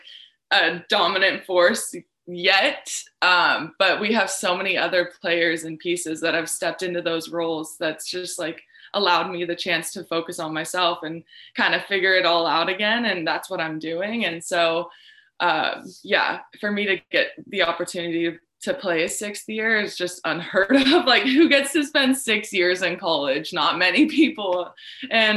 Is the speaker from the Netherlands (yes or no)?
no; Arizona, United States; moved away as an adult; now in Lincoln, United States; family that I wasn't necessarily too close to growing up in Arizona